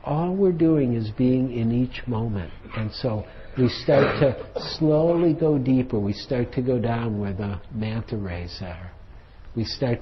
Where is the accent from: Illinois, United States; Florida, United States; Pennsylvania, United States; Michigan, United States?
Michigan, United States; Detroit; I'm from Detroit.